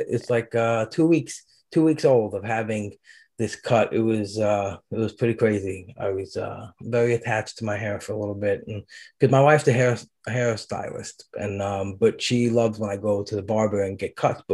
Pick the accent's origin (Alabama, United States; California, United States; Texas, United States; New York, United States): New York, United States; Brooklyn; moved away; also born or lived in New Jersey; I grew up in Brooklyn